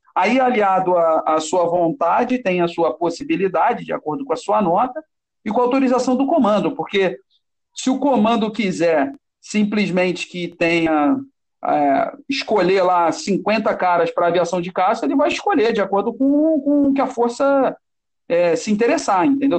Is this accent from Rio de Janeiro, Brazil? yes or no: yes; Nova Iguaçu, Rio de Janeiro, Brazil; Eu, quando era garoto, né, meu pai é do Corpo de Bombeiros, e aí nós somos de Nova Iguaçu, aqui da Baixada Fluminense, no Rio